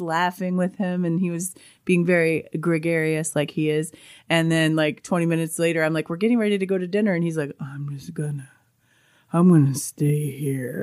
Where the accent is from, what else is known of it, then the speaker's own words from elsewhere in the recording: Colorado, United States; I grew up in Colorado